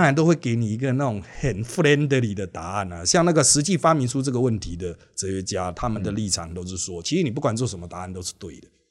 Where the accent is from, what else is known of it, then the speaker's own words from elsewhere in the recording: Miaoli, Miaoli County, Taiwan; 我是来自苗栗市啦，一开始是真的纯客家原乡